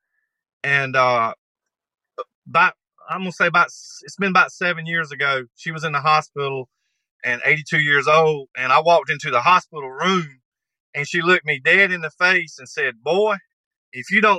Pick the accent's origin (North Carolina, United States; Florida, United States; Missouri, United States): North Carolina, United States; moved away as an adult; now in Texas, United States; I was born and raised here. Lived here for 44 years.